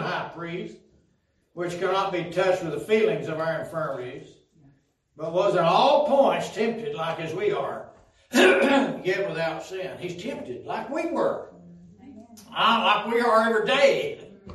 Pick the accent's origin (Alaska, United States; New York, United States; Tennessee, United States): Tennessee, United States; Pikeville; When I was growing up in Pikeville, Tennessee